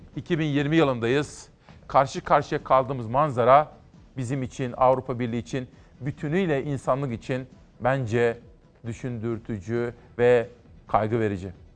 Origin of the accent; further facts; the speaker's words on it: Kütahya, Turkey; Kütahya, benim memleketim.